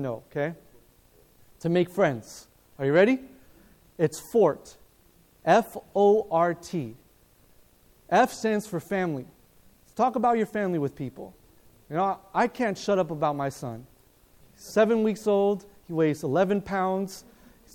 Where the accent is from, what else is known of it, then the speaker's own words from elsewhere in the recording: Loma Linda, California, United States; I was born in Loma Linda